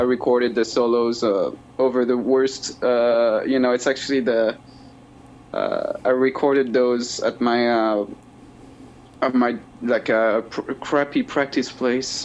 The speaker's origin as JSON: {"language": "English", "region": "Brittany", "country": "France", "tie": "born or raised there", "said": "I was raised in Brittany, uh, where I'm where I am now. It's the it's uh, the northwest coast of uh, of France"}